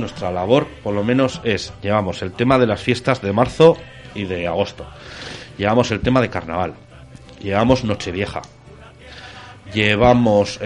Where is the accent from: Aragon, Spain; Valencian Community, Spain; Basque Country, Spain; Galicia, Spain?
Aragon, Spain; La Almunia de Doña Godina; moved away; yo de pequeño, de pequeño yo me crié en la Almunia, de Doña Godina